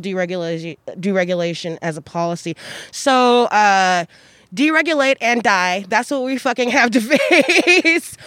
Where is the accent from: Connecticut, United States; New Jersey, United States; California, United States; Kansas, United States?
Kansas, United States; Wichita; now in Eugene, United States; I'm from Wichita, Kansas